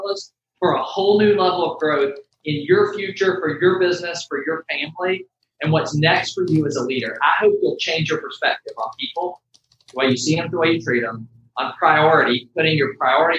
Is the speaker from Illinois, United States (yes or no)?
no; Atlanta, Georgia, United States; I grew up in Metro Atlanta